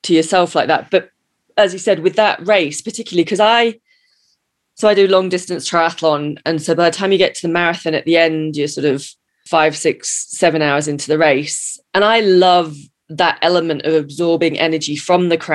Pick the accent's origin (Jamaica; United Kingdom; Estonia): United Kingdom; also born or lived in America; now in United States; I'm the British cynic. You know, I'm in America